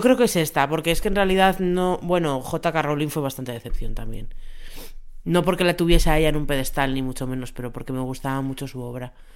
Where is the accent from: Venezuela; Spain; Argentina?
Spain; Tres Cantos, Community of Madrid; yo soy de Tres Cantos